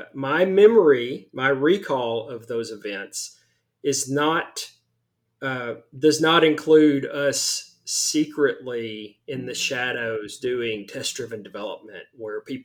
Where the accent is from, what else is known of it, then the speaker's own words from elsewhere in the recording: the South, United States; I am very much from the South.